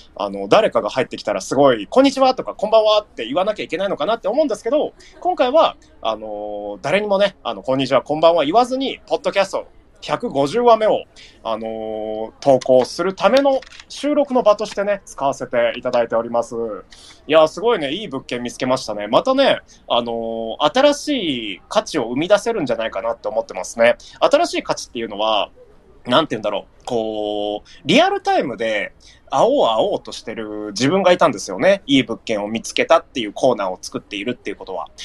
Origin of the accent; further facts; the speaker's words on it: Nagano, Japan; まあ僕は長野県民なんですけど